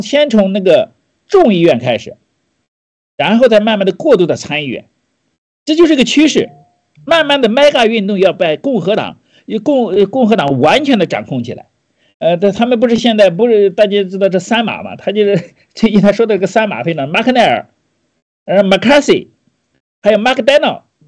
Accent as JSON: {"language": "Chinese", "country": "China", "said": "我们中国人"}